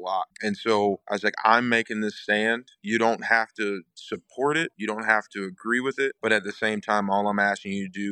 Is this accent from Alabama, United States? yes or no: yes; Huntsville, Alabama, United States; that is a place where I grew up, where I was raised by my parents